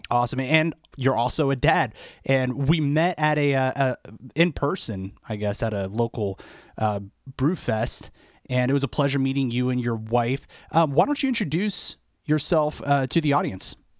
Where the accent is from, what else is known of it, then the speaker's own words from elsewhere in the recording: Washington, District of Columbia, United States; We, we hail from the Washington, D C area